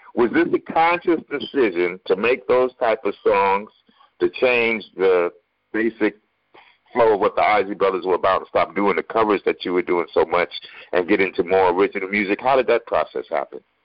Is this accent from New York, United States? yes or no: yes; New York, United States; I'm from New York